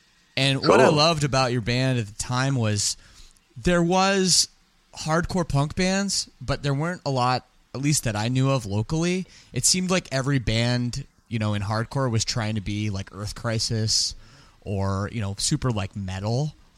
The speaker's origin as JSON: {"language": "English", "town": "Oakville", "region": "Ontario", "country": "Canada", "tie": "born or raised there", "said": "I grew up in Oakville."}